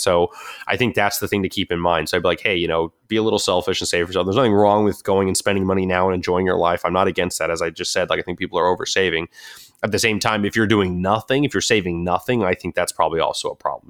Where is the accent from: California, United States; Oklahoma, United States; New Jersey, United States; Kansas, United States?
California, United States; Southern; I grew up in Southern California